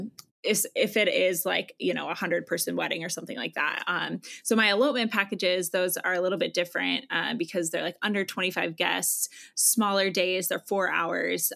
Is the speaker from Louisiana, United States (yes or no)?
no; Iowa, United States; I am originally from Iowa